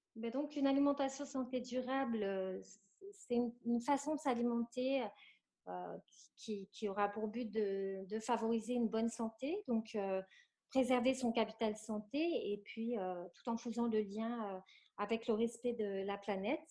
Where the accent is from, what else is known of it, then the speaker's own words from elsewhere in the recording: near Lille, Hauts-de-France, France; Je suis originaire du nord de la France, à côté de Lille précisément